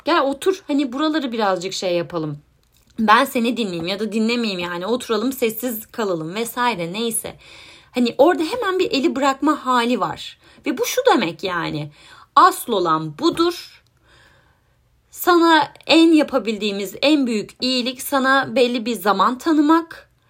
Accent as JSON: {"language": "Turkish", "country": "Turkey", "moved": "yes"}